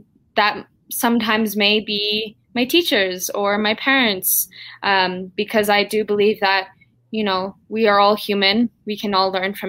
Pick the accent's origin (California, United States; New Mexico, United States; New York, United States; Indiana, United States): New Mexico, United States; Taos Pueblo; I'm coming from Taos Pueblo, New Mexico, the farthest northern tribe here in New Mexico.